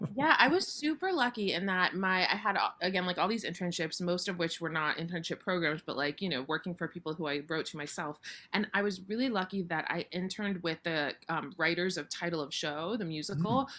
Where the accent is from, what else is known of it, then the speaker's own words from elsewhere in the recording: Boca Raton, Florida, United States; I grew up in Boca Raton, Florida